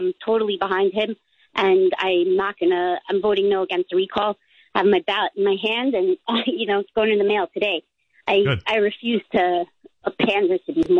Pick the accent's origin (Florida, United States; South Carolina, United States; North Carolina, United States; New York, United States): New York, United States; Long Island; moved away as an adult; now in California, United States; I'm from Long Island. I grew up there, not too far from where you did, but I live in California. I've been here 18 years